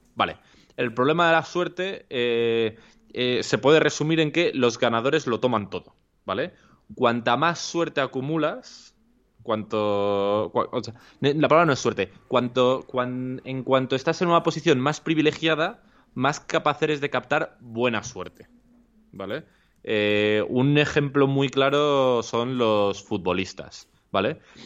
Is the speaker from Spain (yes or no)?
yes; Alcorcón, Community of Madrid, Spain; yo soy de Alcorcón